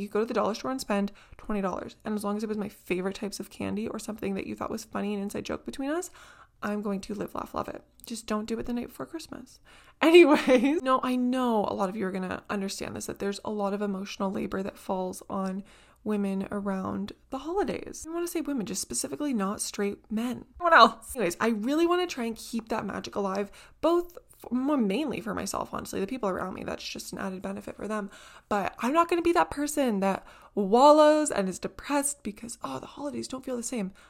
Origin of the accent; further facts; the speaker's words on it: Southern Ontario, Canada; here in Southern Ontario, in the kind of little pocket that I live in, my city and all the surrounding towns